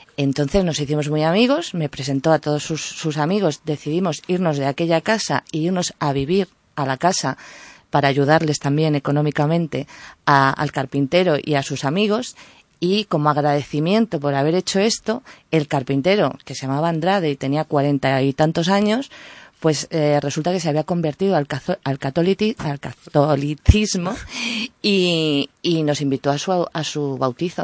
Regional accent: northern Palencia, Castile and León, Spain; yo soy palentina, del norte de Palencia, donde nieva, donde hay mucha montaña

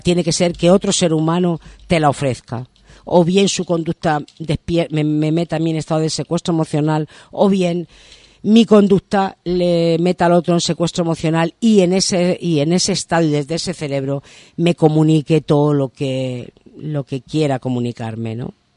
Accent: Madrid, Community of Madrid, Spain; now in Maspalomas, Spain; yo soy de Madrid

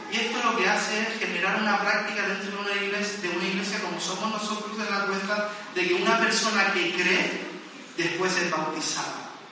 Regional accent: Las Palmas de Gran Canaria, Canary Islands, Spain; now in Tenerife, Spain; yo soy de Las Palmas y a veces incluyo Las Palmas en medio de mi frase.

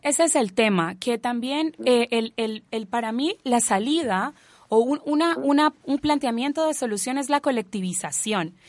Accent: Colombia; now in Chile; yo no ando con un tatuaje de Colombia en la frente

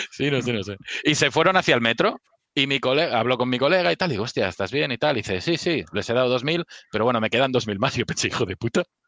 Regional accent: Barcelona, Catalonia, Spain; yo soy nacido y criado en Sarriá, que es zona, zona un poco así pijilla

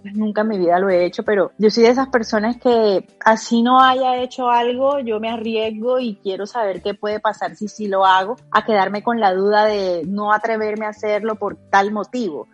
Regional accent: Montería, Córdoba, Colombia; yo soy de Montería

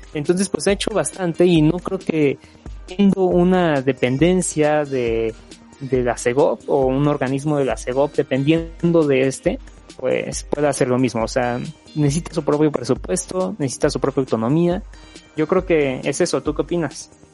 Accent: Mexico; como mexicanos

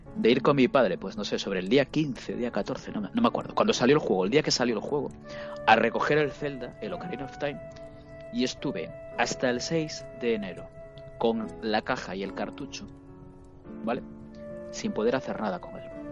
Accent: Vigo, Galicia, Spain; soy de Vigo

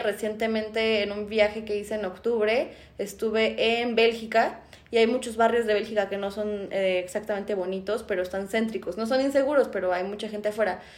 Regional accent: Mexico; aquí en México a los que yo no me metería ni siquiera siendo mexicana

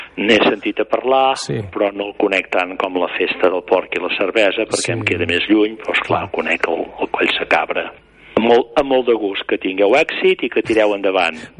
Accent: Manlleu, Catalonia, Spain; és el meu poble on vaig néixer i on segurament moriré

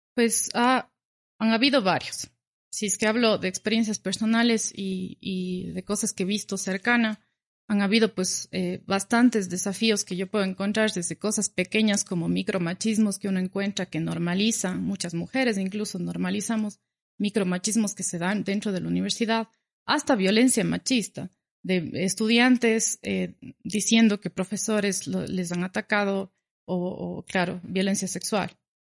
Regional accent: Cuenca, Azuay, Ecuador; yo soy cuencana, vivo en Cuenca

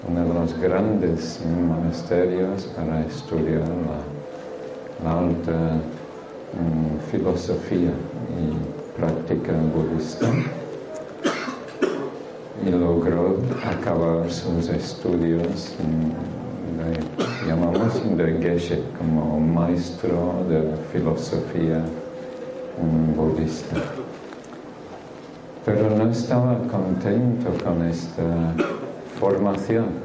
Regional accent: England, United Kingdom; Spanish is a second language; moved away; Entonces yo soy un guiri, Hablo un poquito raro pero sí, aunque parezco marciano, soy humano, ¿vale? Vengo, vengo de este mundo y nací en Inglaterra hace unos cuantos años ya.

